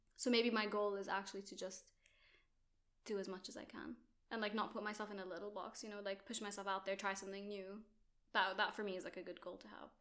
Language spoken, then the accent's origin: English; Jordan; moved away as an adult; also born or lived in Abu Dhabi, United Arab Emirates; now in United Kingdom; I'm Jordanian. Well, grew up in Jordan, also grew up in Abu Dhabi